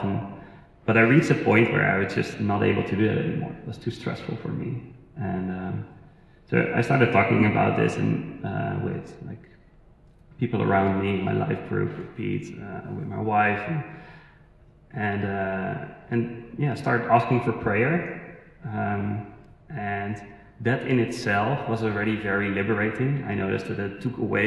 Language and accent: English; Netherlands; moved away as an adult; So we moved here 2.5 years ago. We're originally from the Netherlands